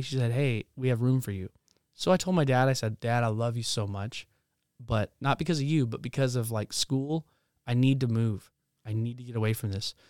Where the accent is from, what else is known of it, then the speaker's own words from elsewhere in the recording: Spokane, Washington, United States; also born or lived in the Carolinas; we moved across the United States from the Carolinas to Spokane, Washington